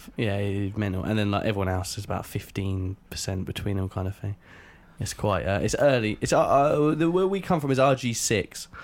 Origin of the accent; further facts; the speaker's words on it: Reading, South East England, United Kingdom; I'm from Reading